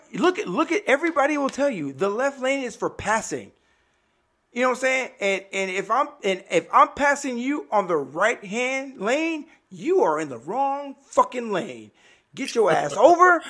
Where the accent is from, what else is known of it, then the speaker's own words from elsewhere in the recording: Miami, Florida, United States; moved away; born and raised in Miami